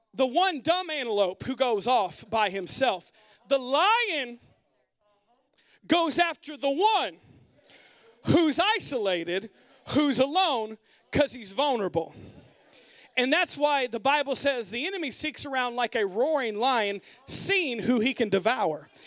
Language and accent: English; United States; modern American people who are all about our independence